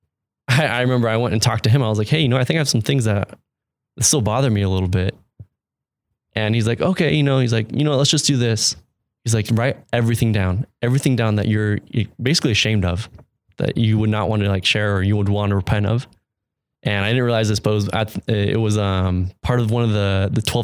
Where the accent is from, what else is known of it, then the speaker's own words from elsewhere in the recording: Mesa, Arizona, United States; also born or lived in Mexico; growing up in Arizona